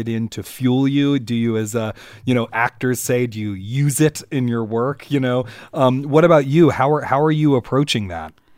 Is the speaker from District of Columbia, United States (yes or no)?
yes; Washington, District of Columbia, United States; I'm from Washington, D C